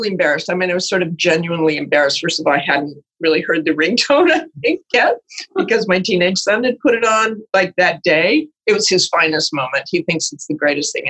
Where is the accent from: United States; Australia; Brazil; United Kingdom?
United States; Salt Lake City, Utah; moved away; also born or lived in Idaho / Boston; I was born in Idaho, but grew up in Salt Lake City, Utah